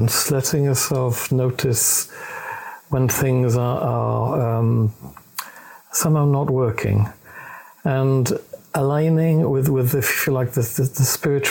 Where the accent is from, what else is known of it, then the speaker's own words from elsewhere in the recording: Wales, United Kingdom; accent: Welsh; I'm Welsh.